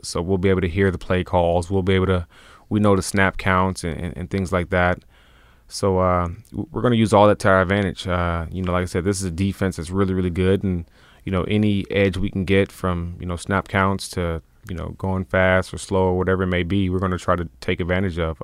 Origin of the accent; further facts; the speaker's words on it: Tennessee, United States; We're both from Tennessee